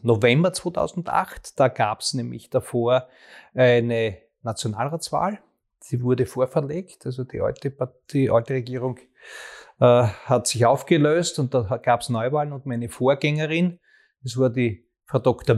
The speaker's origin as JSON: {"language": "German", "town": "Graz", "region": "Styria", "country": "Austria", "tie": "born or raised there", "said": "für meine Heimatstadt, in der ich auch geboren worden bin"}